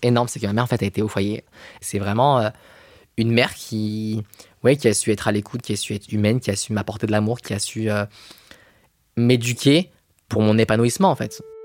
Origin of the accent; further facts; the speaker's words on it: Villeurbanne, Auvergne-Rhône-Alpes, France; also born or lived in Lyon; Je suis né à Lyon, j'ai grandi à Villeurbanne